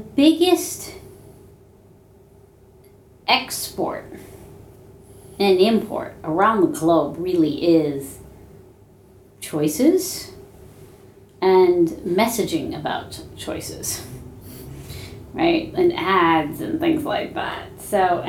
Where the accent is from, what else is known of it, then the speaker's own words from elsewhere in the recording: New York, United States; I'm an Indian American female from New York